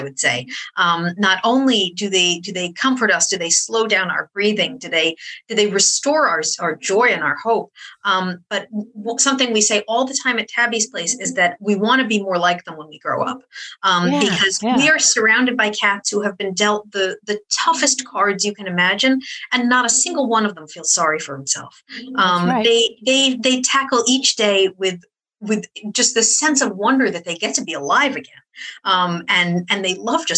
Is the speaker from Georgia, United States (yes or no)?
no; upstate New York, United States; I grew up in upstate New York